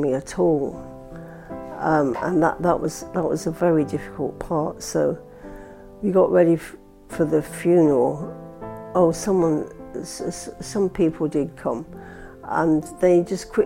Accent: Blackpool, North West England, United Kingdom; accent: Lancashire twang; also born or lived in St Anne's-on-Sea / East London; now in London, United Kingdom; I grew up in Blackpool, and I went to school there.

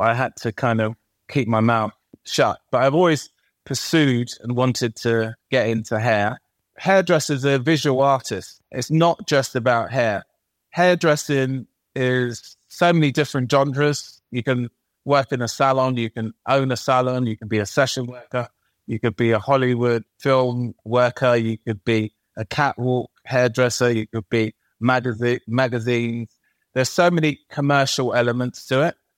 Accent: London, United Kingdom; I was born and raised in East London

